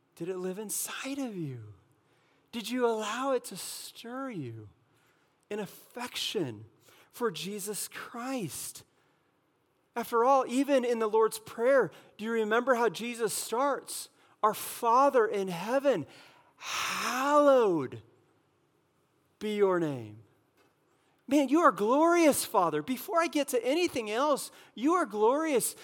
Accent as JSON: {"language": "English", "region": "California", "country": "United States", "moved": "yes", "said": "I'm from California"}